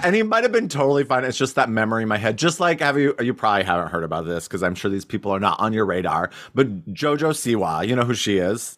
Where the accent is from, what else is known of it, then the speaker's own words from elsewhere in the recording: Cody, Wyoming, United States; my hometown in Cody, Wyoming